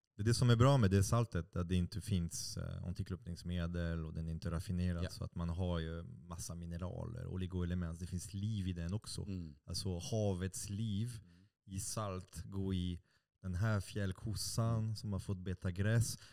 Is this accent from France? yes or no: yes; France; Swedish is a second language; now in Sweden; Jag, jag är fransman